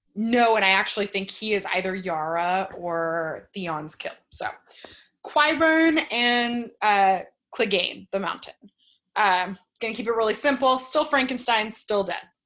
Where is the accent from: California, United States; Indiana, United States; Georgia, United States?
California, United States; now in Florida, United States; I'm actually Californian uh, by birth, Floridian by trap